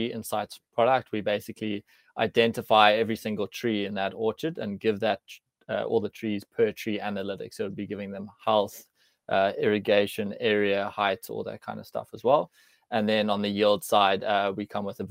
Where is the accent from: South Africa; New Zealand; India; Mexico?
South Africa; Cape Town, Western Cape; also born or lived in London / Amsterdam / Sydney; I'm from Cape Town. I grew up here, studied here